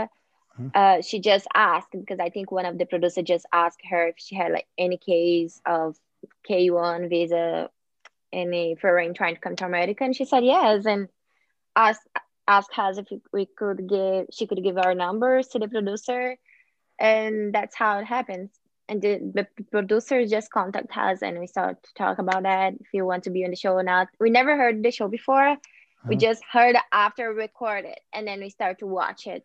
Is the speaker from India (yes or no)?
no; Brazil; English is a second language; moved away as an adult; now in United States; I'm from Brazil